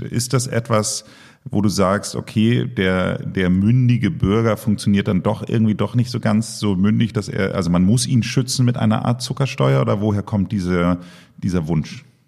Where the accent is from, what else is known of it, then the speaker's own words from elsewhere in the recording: Germany; als Deutscher